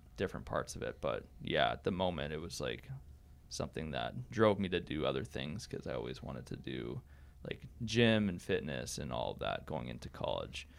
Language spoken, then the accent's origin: English; near Winkler, Manitoba, Canada; moved away; I'm from Manitoba, Canada. Uh, small, small town just outside of Winkler. Uh, so I never lived in a city. I'm always, uh, I've always lived on a farm at my parents' house.